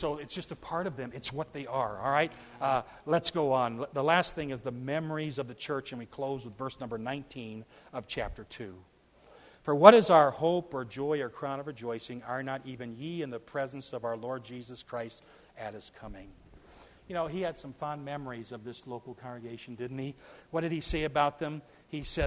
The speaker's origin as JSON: {"language": "English", "region": "Wisconsin", "country": "United States", "said": "I come from Wisconsin. There's a lot of farmers there."}